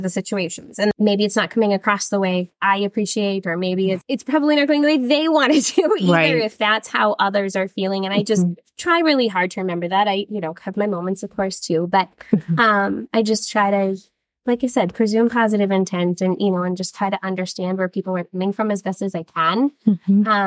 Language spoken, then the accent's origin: English; Illinois, United States; moved away as an adult; now in Minnesota, United States; what brought me to Minnesota, because I grew up in Illinois